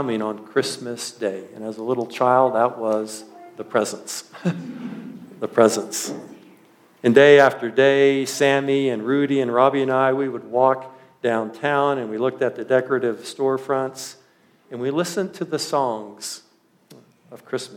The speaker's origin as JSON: {"language": "English", "region": "central Washington", "country": "United States", "tie": "born or raised there", "moved": "yes", "lives_now": "Mancos, United States", "said": "I lived my early elementary years in a very small agricultural community, probably just a little bit bigger than Mancos in central Washington"}